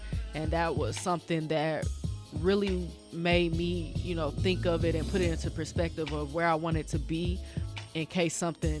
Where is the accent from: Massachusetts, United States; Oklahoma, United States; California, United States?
Oklahoma, United States; Muskogee; moved away as an adult; also born or lived in France / St. Louis; That is where my father is from. But born and raised Muskogee, Oklahoma. Graduated from high school there.